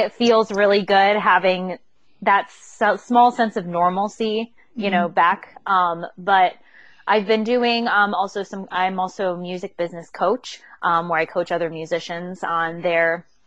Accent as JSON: {"language": "English", "country": "United States", "also_born_or_lived": "New York / Chester County, Pennsylvania", "moved": "as an adult", "lives_now": "California, United States", "said": "We're actually from the East Coast, New York, Pennsylvania area, New York, like New Jersey, Pennsylvania area."}